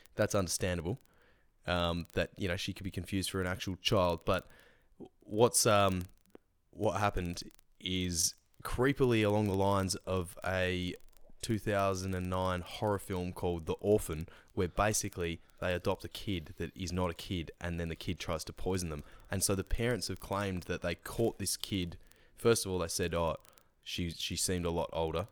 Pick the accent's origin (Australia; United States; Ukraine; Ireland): Australia; we celebrate being Australian